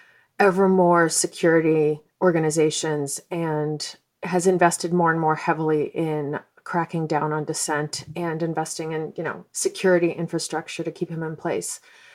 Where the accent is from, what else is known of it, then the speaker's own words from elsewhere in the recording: Moscow, Russia; moved away; And I was born in Soviet Moscow.